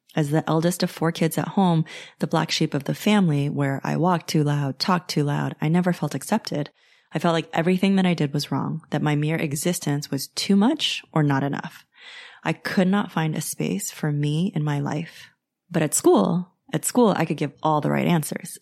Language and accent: English; United States; If you have come from a traditional Chinese background like I have, you know, growing up in the States